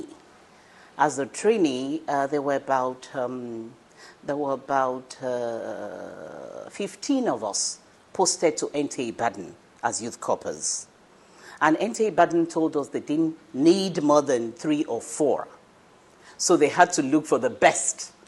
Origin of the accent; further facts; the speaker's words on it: Ibadan, Oyo, Nigeria; I grew up in Ibadan